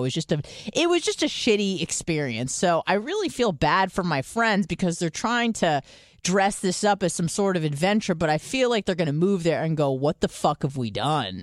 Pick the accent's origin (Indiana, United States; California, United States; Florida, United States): California, United States; San Diego; now in Tampa, United States; I'm from San Diego, I moved to Tampa